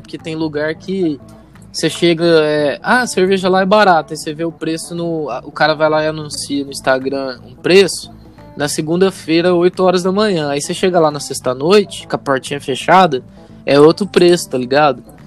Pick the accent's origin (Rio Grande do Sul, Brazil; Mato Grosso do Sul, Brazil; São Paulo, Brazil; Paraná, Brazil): São Paulo, Brazil; a gente é do estado de São Paulo